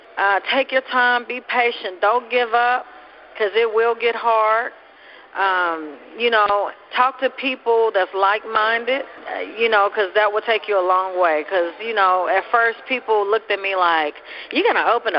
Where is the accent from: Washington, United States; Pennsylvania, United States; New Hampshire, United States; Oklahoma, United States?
Oklahoma, United States; Oklahoma City; I grew up in Oklahoma City